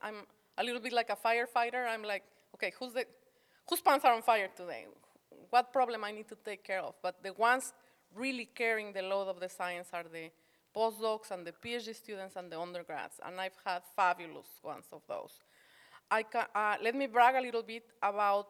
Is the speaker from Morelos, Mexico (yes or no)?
yes; Morelos, Mexico; also born or lived in Mexico City; now in Arkansas, United States; Grew up in the state of Morelos, that's right next to Mexico City